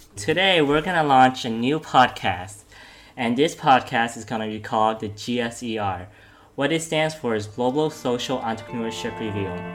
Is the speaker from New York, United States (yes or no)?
yes; New York, United States; now in Thailand; United States of America, New York, and right now I'm studying in Thailand